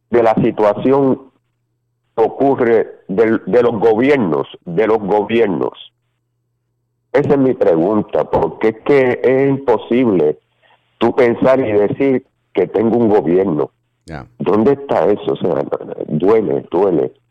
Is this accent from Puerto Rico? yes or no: yes; Guánica, Puerto Rico; also born or lived in Mayagüez; yo estoy en Puerto Rico, lo que pasa es que tengo de allá afuera y ese es mi número, pero soy en Puerto Rico, soy de aquí, de Huánica.